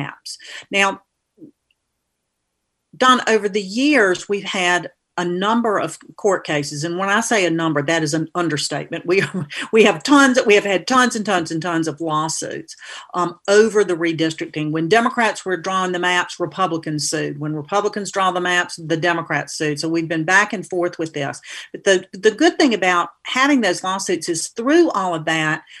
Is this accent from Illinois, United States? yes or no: no; Atlanta, Georgia, United States; moved away as an adult; now in North Carolina, United States; I grew up in Atlanta and came to North Carolina to go to college at Queens College in Charlotte